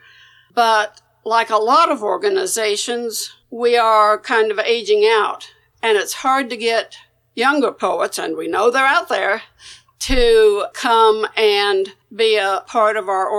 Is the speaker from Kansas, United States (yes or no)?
yes; Kansas, United States; people in my hometown